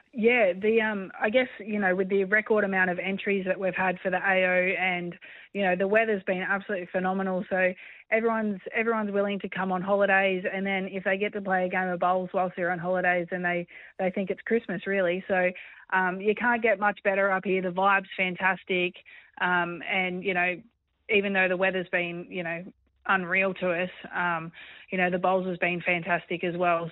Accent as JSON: {"language": "English", "country": "Australia", "said": "being Australian"}